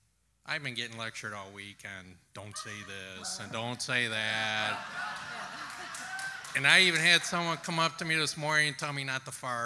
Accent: Eastpointe, Michigan, United States; So I grew up in East Detroit, which is now called East Point.

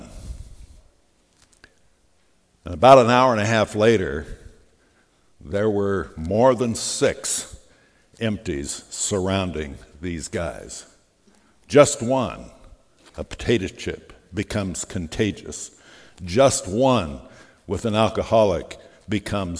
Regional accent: Phoenix, Arizona, United States; The church I grew up in Phoenix, Arizona

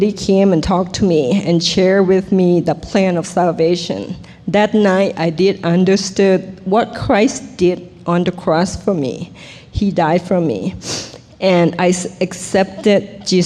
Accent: Thailand; English is a second language; moved away; also born or lived in Bangkok; I was born in Thailand

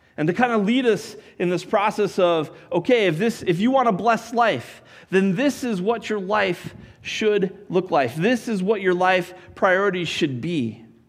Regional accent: Colorado, United States; I grew up in Colorado

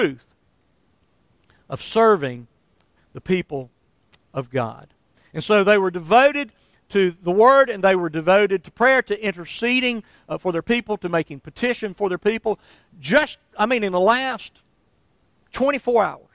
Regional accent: Somerville, Alabama, United States; when I was still in my hometown of Somerville

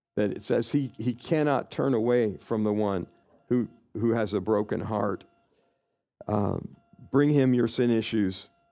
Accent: Kansas, United States; I grew up in Kansas

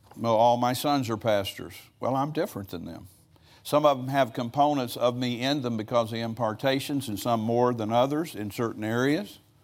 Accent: United States

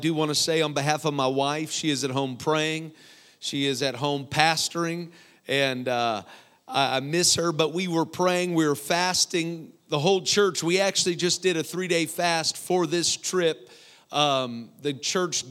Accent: Iowa, United States; I'm from Iowa

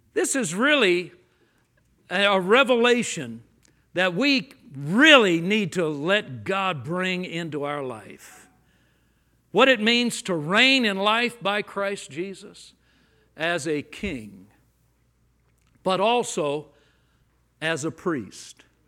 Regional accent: Los Angeles, California, United States; I grew up in Los Angeles

